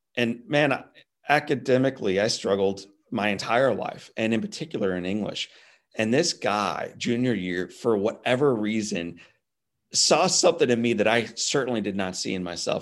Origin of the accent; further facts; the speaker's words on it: Midwest, United States; I'm a Midwest guy myself